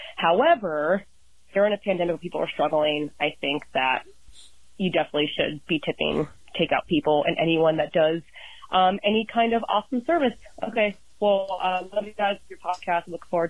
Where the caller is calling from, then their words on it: Columbus, Ohio, United States; I'm calling in from Columbus, Ohio.